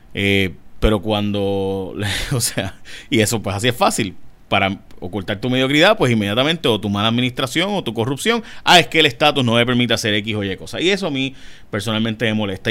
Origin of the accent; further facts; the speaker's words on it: Puerto Rico; los puertorriqueños somos latinoamericanos